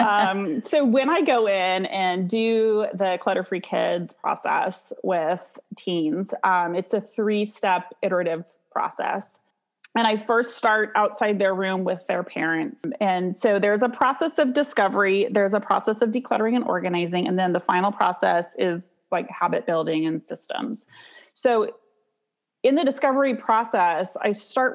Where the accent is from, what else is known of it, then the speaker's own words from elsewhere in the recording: Santa Cruz, California, United States; I'm from Santa Cruz, California